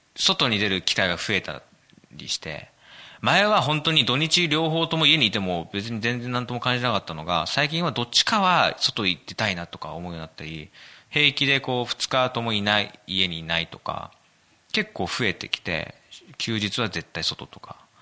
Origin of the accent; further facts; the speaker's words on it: Kanagawa, Japan; 僕はですね、神奈川生まれ、神奈川育ち